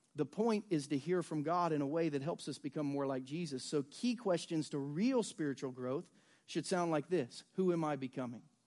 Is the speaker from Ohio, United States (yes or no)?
yes; Southern Ohio, United States; now in Lee's Summit, United States; I grew up in Southern Ohio